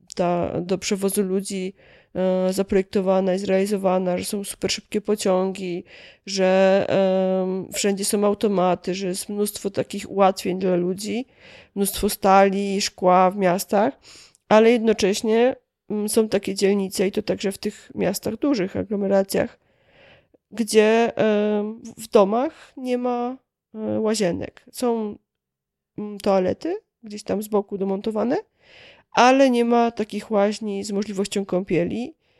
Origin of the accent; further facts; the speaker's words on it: Kielce, Świętokrzyskie Voivodeship, Poland; ja akurat pochodzę z Kielc